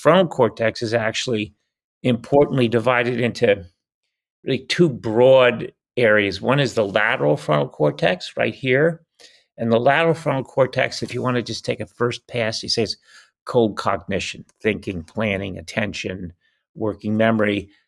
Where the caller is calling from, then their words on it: El Cerrito, California, United States; I'm calling in from El Cerrito, California. The Little Hills.